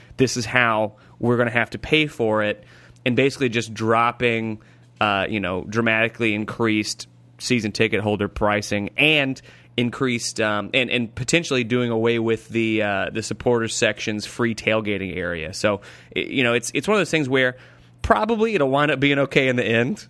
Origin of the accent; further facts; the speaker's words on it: United States; as an American